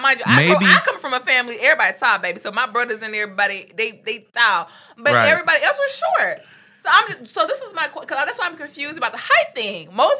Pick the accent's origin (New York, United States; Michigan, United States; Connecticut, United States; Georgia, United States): Georgia, United States; Atlanta; I grew up extremely skinny. Now, if I took a thickness, especially growing up in Atlanta